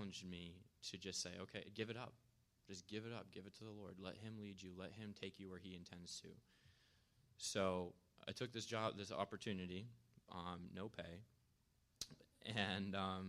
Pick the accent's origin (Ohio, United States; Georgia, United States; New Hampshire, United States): New Hampshire, United States; Laconia; I grew up here in Laconia